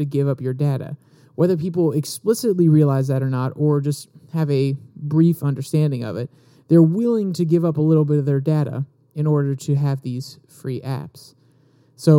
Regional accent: United States; as American citizens

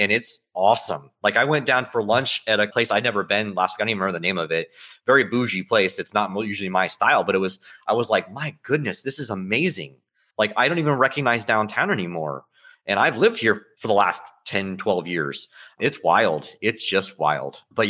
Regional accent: St. Petersburg, Florida, United States; I'm a Florida native. I never really liked Tampa. I was born in St. Pete.

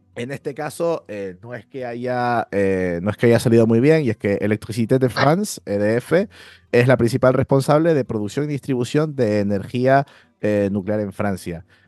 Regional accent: Spain; nosotros los españoles

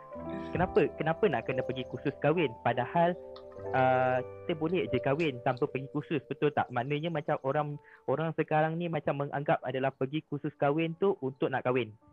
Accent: Malaysia; kita sendiri sebagai rakyat Malaysia

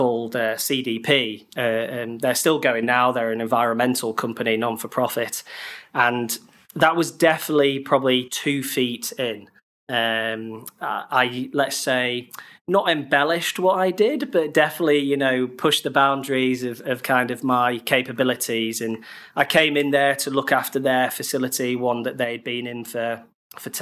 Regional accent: Harrogate, Yorkshire and the Humber, United Kingdom; moved away as an adult; also born or lived in Bradford; now in London, United Kingdom; I'm originally from Harrogate near Leeds

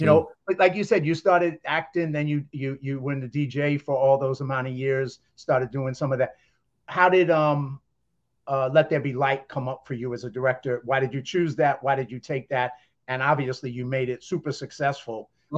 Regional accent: Bronx, New York, United States; as you probably know, growing up in the South Bronx, I didn't hang out with too many rich people.

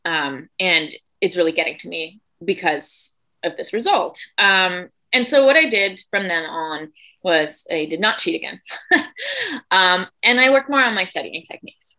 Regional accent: Germany; moved away; I grew up in Germany. I'm from Germany, uh, born and raised

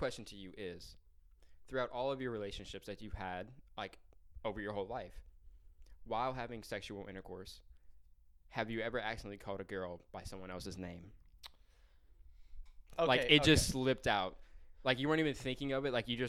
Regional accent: Louisiana, United States; I'm from Louisiana.

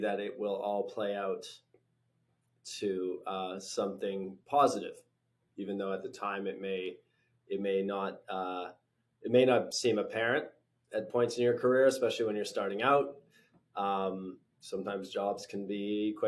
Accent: British Columbia, Canada; moved away as an adult; also born or lived in London, United Kingdom / New York, United States; I grew up in British Columbia. I left after my undergrad. I moved to the UK

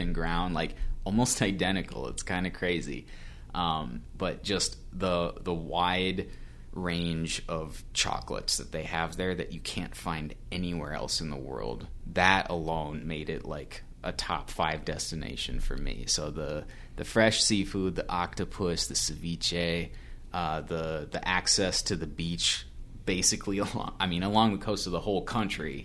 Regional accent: United States; I'm also an American in a foreign country.

